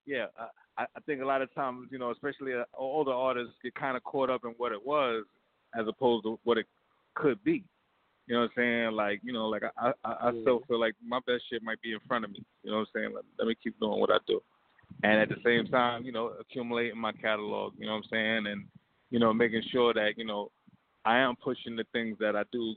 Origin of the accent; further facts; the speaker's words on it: New York City, New York, United States; I'm from Queens